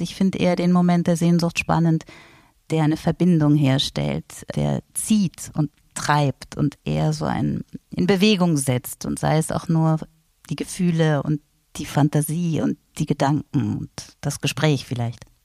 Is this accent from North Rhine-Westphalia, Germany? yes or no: no; Hamburg, Germany; also born or lived in Switzerland; now in Salzburg, Austria; Ich komme aus Hamburg und bin schon sehr, sehr lange aus Hamburg weg